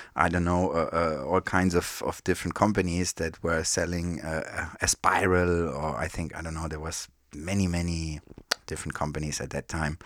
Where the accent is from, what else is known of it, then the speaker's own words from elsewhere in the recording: Frankfurt, Hesse, Germany; Born and raised in Frankfurt. That's where I grew up